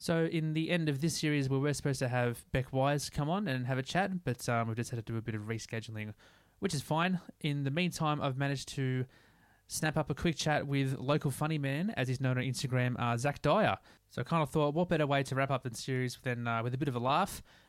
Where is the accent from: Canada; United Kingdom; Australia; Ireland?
Australia; Sydney, New South Wales; I grew up in, a place called Eleanora Heights and then moved down to a spot in Coleroy and then now up to a place called Forestville.